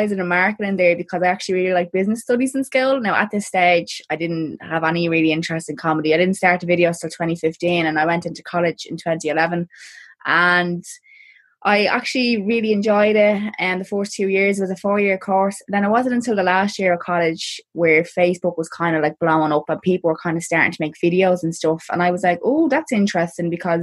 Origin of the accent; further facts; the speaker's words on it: Dublin, Leinster, Ireland; I'm from a place called Clondalkin in Dublin